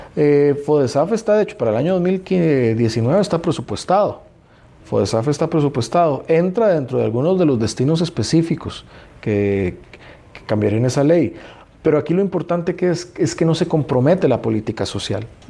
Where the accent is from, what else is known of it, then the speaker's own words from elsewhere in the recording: Costa Rica; todos como costarricenses